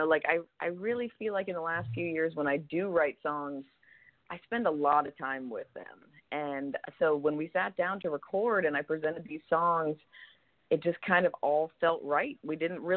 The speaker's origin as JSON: {"language": "English", "region": "Florida", "country": "United States", "tie": "born or raised there", "also_born_or_lived": "Los Angeles, California", "moved": "yes", "lives_now": "California, United States", "said": "I actually grew up in Florida, but I was born in California, in Los Angeles"}